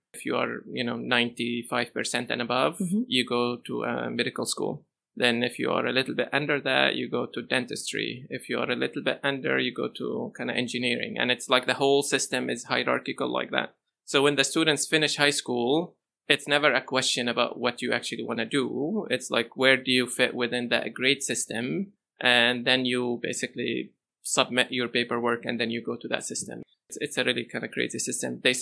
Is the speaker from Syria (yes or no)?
yes; Ruhaiba, Rif Dimashq, Syria; moved away; also born or lived in Damascus, Syria; I grew up in a town called Ruhaiba in Syria